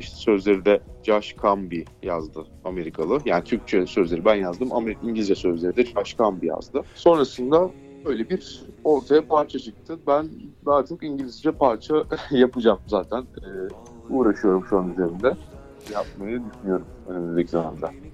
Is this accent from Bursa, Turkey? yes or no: yes; Bursa, Turkey; Bursalı olduğum için